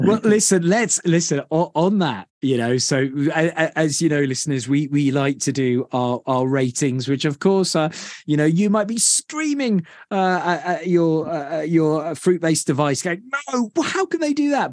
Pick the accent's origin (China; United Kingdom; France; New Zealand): United Kingdom; being a Brit